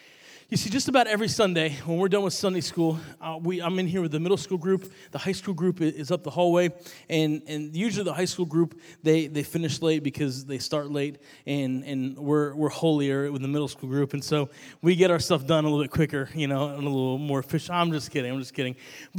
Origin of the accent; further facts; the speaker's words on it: New York, United States; When I came down to college from New York, I was missing New York bagels, which are amazing.